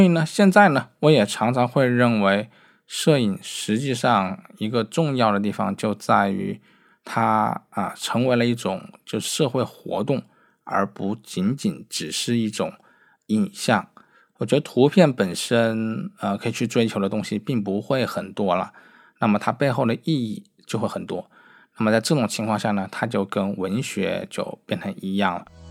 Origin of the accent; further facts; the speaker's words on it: Wuhan, Hubei, China; 作为一个武汉人啊